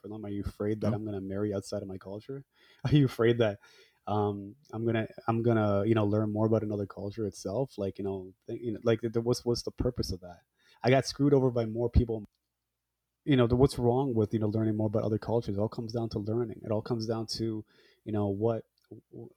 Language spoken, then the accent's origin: English; Hamilton, Ontario, Canada; also born or lived in Scarborough, Ontario; I'm a Punjabi guy, born and raised in Hamilton, Ontario, fled to Scarborough, Ontario.